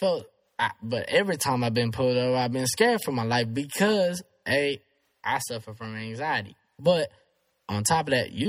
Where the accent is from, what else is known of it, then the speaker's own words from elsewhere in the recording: The Woodlands, Texas, United States; also born or lived in Conroe, Texas; Houston. Conroe is where I was born. I grew up in the Woodlands mostly